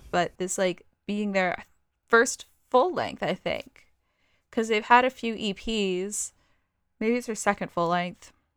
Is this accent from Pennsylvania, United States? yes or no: yes; Pennsylvania, United States; I consider Pennsylvania my home state